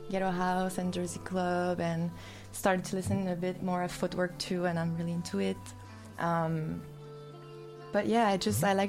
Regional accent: Mercier, Quebec, Canada; now in Montreal, Canada; I'm from Mercier, which is like um, South Shore, like close to Chateauguay, but I've been in Montreal for 12 years.

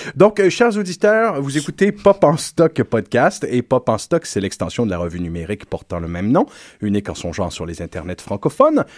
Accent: Quebec, Canada; chez nous, en Terre Québec

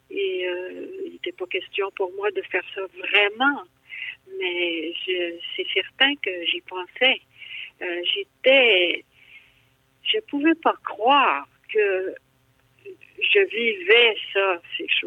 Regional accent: Abitibi, Quebec, Canada; Je viens de la BTB

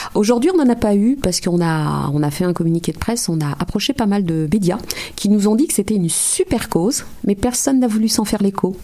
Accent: France; moved away as an adult; also born or lived in Martinique; now in Montreal, Canada

